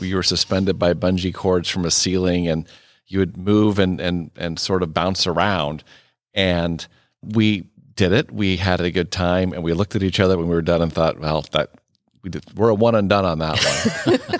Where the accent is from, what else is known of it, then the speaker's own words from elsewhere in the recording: Iowa, United States; moved away as an adult; also born or lived in Wisconsin / Mississippi / Nebraska; I am also a native Midwesterner. I grew up in Iowa